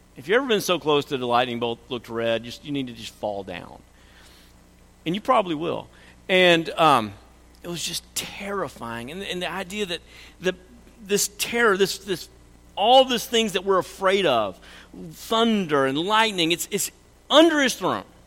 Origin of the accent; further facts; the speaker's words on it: Oklahoma, United States; we're from Oklahoma